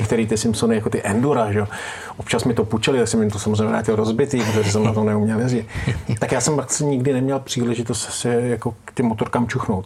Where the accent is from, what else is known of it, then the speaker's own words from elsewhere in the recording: Czechia; jsme Češi